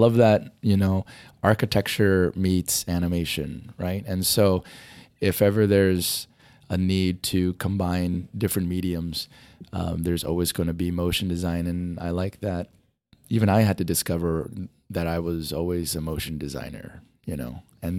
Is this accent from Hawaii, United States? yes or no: yes; Kauai, Hawaii, United States; I was born and raised in Hawaii, in the island of Kauai.